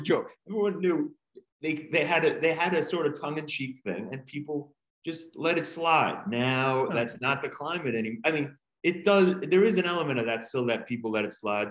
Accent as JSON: {"language": "English", "area": "Long Island", "region": "New York", "country": "United States", "tie": "born or raised there", "also_born_or_lived": "Queens, New York / Los Angeles / Ithaca, New York", "moved": "as an adult", "lives_now": "Montgomery, United States", "said": "I was born in Queens. I grew up in the Long Island area"}